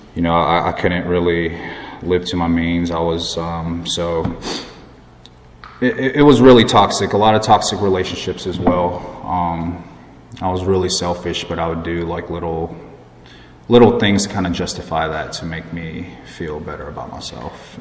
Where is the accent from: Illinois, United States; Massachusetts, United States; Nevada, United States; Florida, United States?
Florida, United States; Plantation; also born or lived in High Point, North Carolina; now in Raleigh, United States; I grew up in Florida, Plantation. It's close to Fort Lauderdale